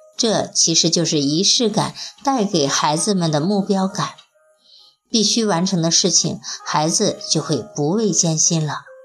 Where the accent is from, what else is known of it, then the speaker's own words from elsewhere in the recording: China; 我们中国人从小接受的教育是含蓄不要张扬